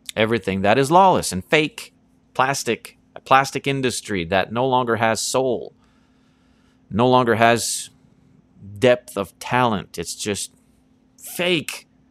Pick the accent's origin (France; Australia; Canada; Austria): Canada; East Coast of Canada; growing up on the East Coast of Canada